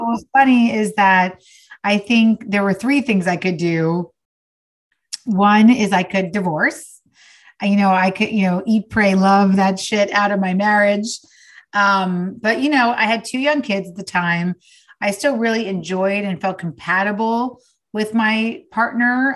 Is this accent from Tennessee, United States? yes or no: no; New York, United States; now in Los Angeles, United States; I'm from New York, but I live in LA now